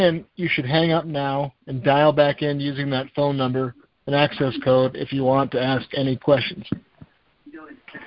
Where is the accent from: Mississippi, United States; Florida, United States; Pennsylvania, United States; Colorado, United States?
Pennsylvania, United States; Erie; I am from Erie, Pennsylvania